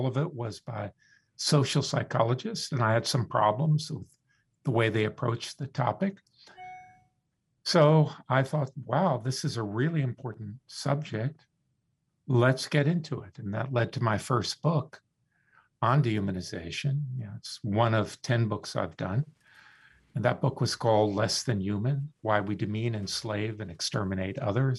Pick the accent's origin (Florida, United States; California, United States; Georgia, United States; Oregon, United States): Florida, United States; I grew up in the Deep South. My family moved down to South Florida in the 50s when it was really Deep South.